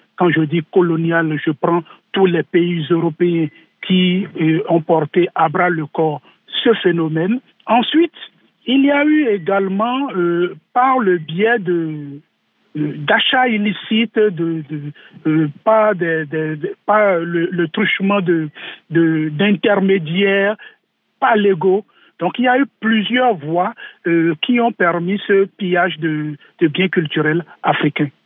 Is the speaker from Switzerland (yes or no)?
no; Benin; chez nous au Bénin